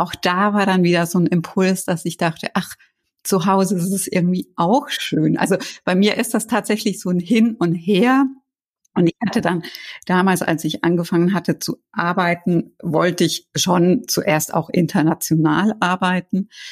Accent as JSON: {"language": "German", "country": "Germany", "said": "Deutschland ist ja doch meine Heimat"}